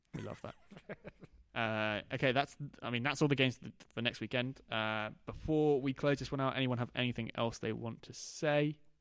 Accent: Norwich, East of England, United Kingdom; we're from Norwich.

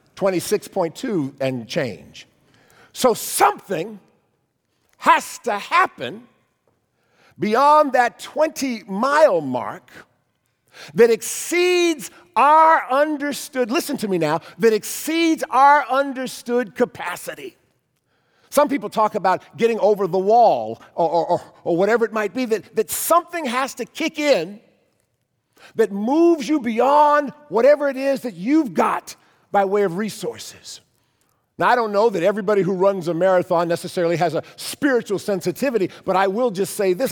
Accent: Cleveland, Ohio, United States; our church growing up in Cleveland

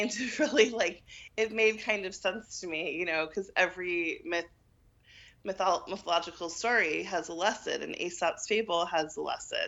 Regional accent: New York City, New York, United States; moved away as an adult; also born or lived in Washington, D.C.; Born and raised in New York City.

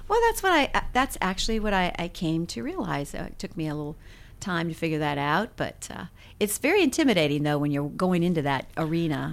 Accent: Mansfield, Ohio, United States; moved away as an adult; also born or lived in Dallas, Texas; now in Tennessee, United States; I was born in Mansfield, Ohio

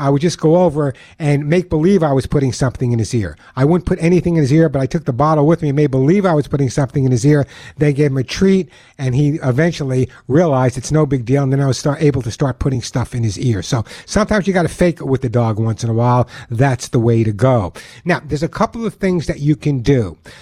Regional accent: New York, United States; accent: New York; my New York accent

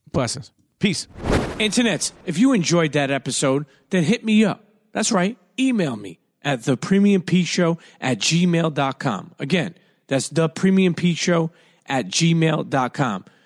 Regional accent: New York City, New York, United States; moved away; I grew up in Brooklyn

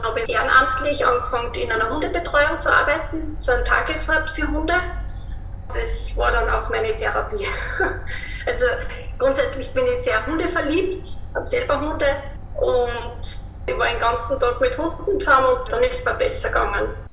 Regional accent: Linz, Upper Austria, Austria; Ich komme aus Österreich, aus Linz

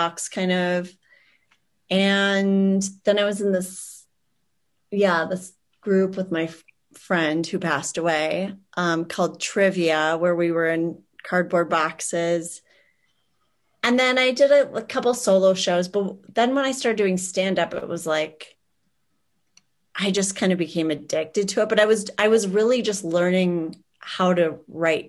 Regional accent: Minnesota, United States; moved away; also born or lived in Boston; I was born in Minnesota, but I was in Boston for a while and I did performance art there

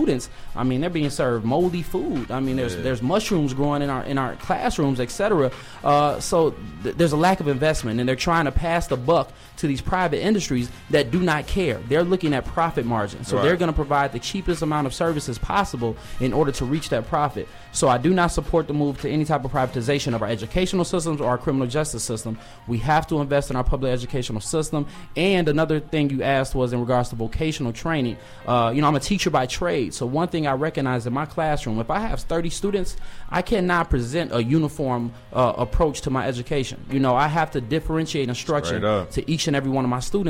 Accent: Chicago, Illinois, United States; growing up, being born and raised in the Shy

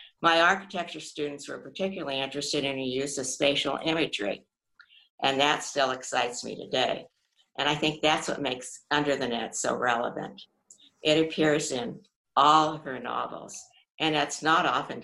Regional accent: United States; as an American

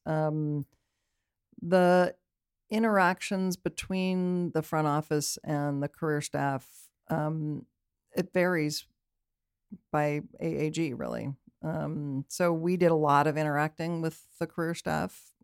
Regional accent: Berkeley, California, United States; also born or lived in Oakland, California; I grew up in Berkeley, technically

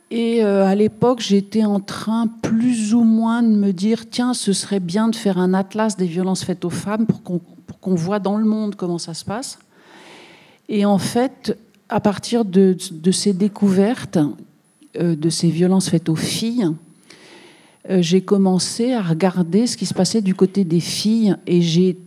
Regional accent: Bouches-du-Rhône, Provence-Alpes-Côte d'Azur, France; je viens des Bouches-du-Rhône.

